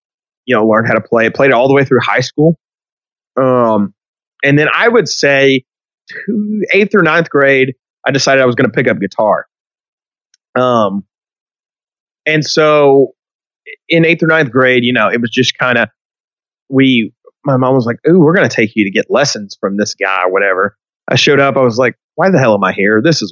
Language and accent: English; Hot Springs, Arkansas, United States; So in middle school, I grew up in Hot Springs.